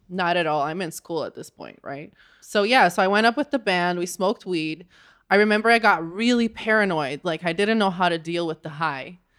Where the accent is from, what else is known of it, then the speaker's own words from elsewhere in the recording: Rio de Janeiro, Brazil; moved away; I grew up in Rio de Janeiro, Brazil.